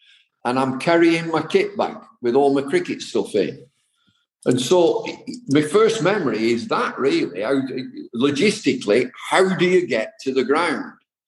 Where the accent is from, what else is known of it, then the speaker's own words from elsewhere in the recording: Accrington, North West England, United Kingdom; I'm from Accrington. And it's a real tight community up there. Everybody sort of knows everybody and knows each other's business.